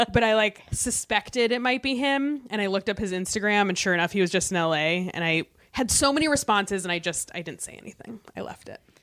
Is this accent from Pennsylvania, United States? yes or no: no; Michigan, United States; moved away; I was from Michigan